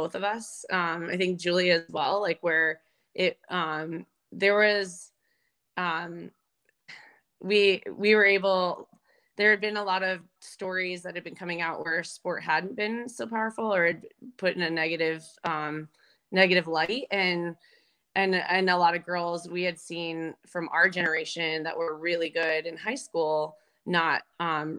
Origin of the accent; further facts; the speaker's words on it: Arizona, United States; also born or lived in Colorado; I grew up in Arizona